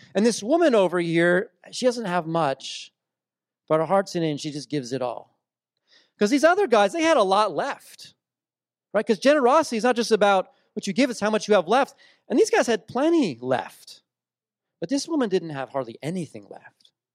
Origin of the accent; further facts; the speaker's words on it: New Jersey, United States; I grew up in South Jersey, uh, on the shore